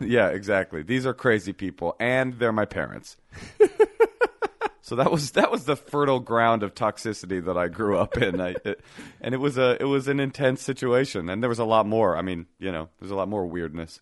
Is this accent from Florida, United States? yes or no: no; Oakland, California, United States; also born or lived in Brooklyn; I was coming straight from Oakland. I was this little boy who was super California